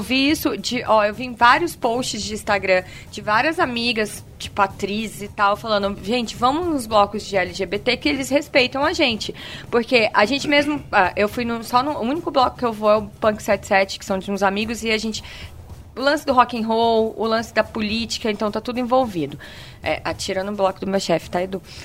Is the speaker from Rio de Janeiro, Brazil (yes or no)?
no; Vitória, Espírito Santo, Brazil; moved away; Eu venho de Vitória